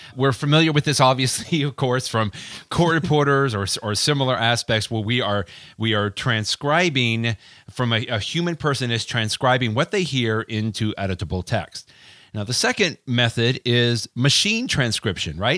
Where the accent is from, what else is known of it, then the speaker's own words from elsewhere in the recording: Texas, United States; accent: Texas; my Texas accent